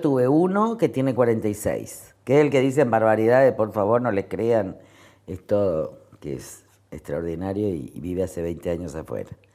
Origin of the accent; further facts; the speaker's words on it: Resistencia, Chaco, Argentina; Yo nací en Resistencia pero me fui al campo enseguida, vivíamos en la estancia.